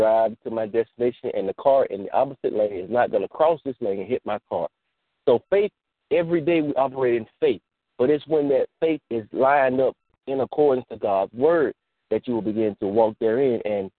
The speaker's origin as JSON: {"language": "English", "region": "Georgia", "country": "United States", "said": "Look, I came from Georgia. I can't go back because I did so much, I kind of burnt my bridges. I can't go back. I don't have nowhere to go back to."}